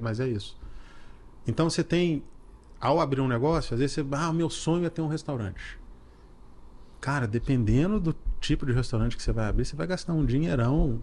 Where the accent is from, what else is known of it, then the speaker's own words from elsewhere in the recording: Belo Horizonte, Minas Gerais, Brazil; eu sou de Belo Horizonte